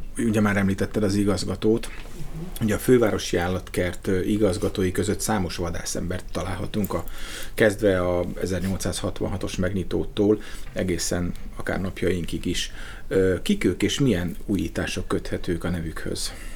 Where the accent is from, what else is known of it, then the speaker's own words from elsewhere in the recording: Radnóti Miklós utca 15, Budapest, Hungary; az a Radnóti Miklós utca 15 per Igen. A alatt volt a szerkesztőség, és én abban a házban születtem